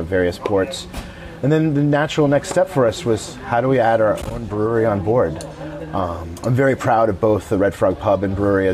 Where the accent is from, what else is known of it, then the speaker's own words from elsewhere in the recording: Houston, Texas, United States; my hometown of Houston, Texas